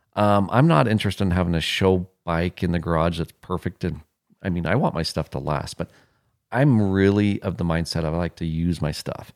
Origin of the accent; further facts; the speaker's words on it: Wyoming, United States; moved away; I'm from Wyoming